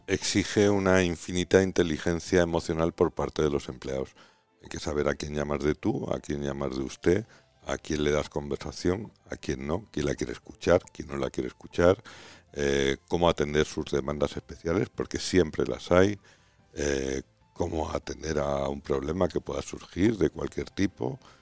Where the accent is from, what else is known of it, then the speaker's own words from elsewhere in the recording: Extremadura, Spain; yo soy extremeño por los cuatro costados